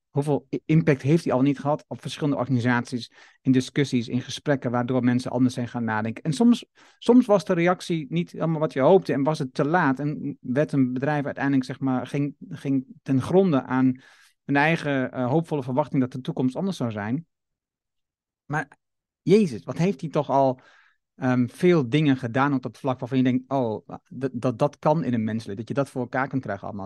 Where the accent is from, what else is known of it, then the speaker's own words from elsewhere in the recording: Netherlands; ons fundament als Nederlander